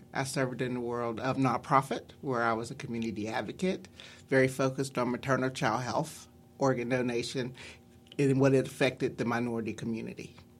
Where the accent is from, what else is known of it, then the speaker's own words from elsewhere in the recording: West Virginia, United States; now in Pittsburgh, United States; when I was a little kid, I grew up in West Virginia